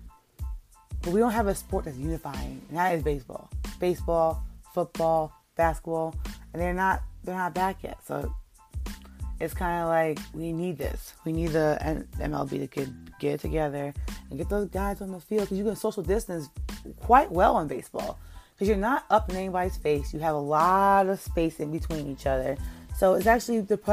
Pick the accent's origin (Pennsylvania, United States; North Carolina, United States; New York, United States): New York, United States; I'm from New York